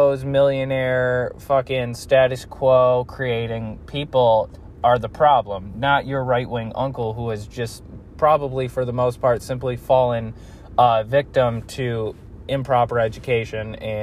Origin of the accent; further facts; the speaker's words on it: United States; we are American people